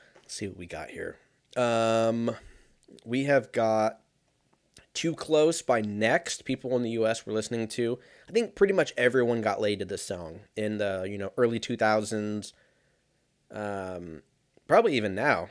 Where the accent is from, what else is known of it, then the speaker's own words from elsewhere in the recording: United States; I'm fucking an American